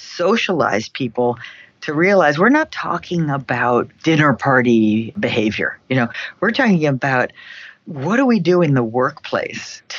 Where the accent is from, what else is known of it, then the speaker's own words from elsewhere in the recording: New York City, New York, United States; now in Boston, United States; My hometown. I mean, where I'm from, where I grew up, where my parents grew up is New York City.